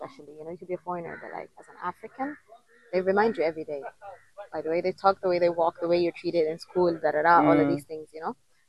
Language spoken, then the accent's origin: English; Jeddah, Makkah Province, Saudi Arabia; first language Somali; English is a second language; moved away as an adult; also born or lived in Rabigh, Saudi Arabia / Ethiopia; now in Kenya; We moved when I was 5 years old to Jeddah City, and that's my hometown, basically.